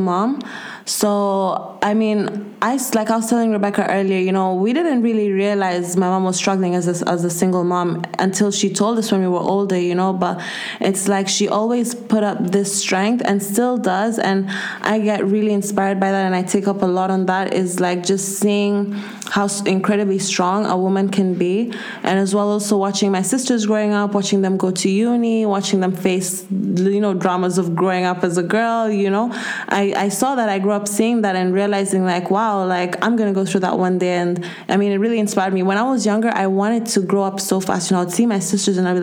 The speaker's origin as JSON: {"language": "English", "country": "Kenya", "tie": "born or raised there", "moved": "as an adult", "lives_now": "Spain", "said": "I'm from Kenya, born and raised, and I just moved here 4 years ago to study. So basically, I spent my whole life in Kenya."}